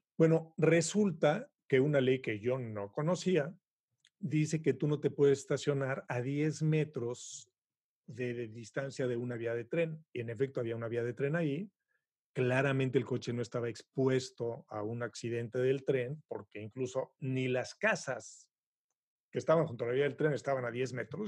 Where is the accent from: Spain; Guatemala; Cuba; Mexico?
Mexico; moved away as an adult; now in Montreal, Canada; yo, como buen mexicano, pues he pasado por todas las circunstancias típicas